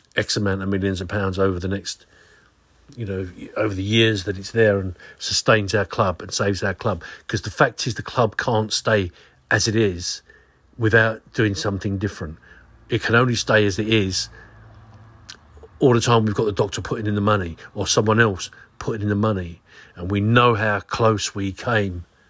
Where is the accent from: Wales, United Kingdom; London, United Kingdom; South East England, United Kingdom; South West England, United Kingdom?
South East England, United Kingdom; Swanscombe; I was raised in Swanscombe.